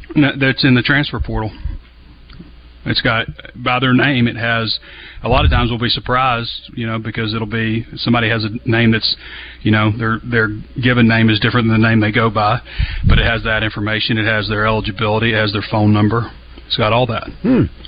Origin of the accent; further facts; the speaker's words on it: Central Arkansas, United States; I'm from Central Arkansas and have a lot of great memories there.